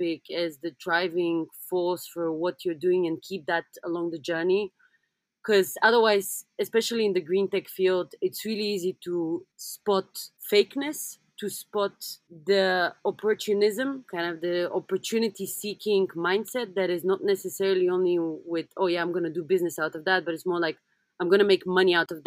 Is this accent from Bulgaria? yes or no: yes; Sofia, Bulgaria; moved away; also born or lived in London; I come from Bulgaria, which means that up until 1989, we had communism.